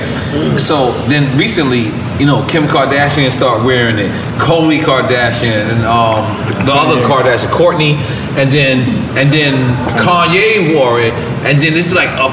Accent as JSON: {"language": "English", "town": "New York City", "region": "New York", "country": "United States", "said": "I'm from Left Rack"}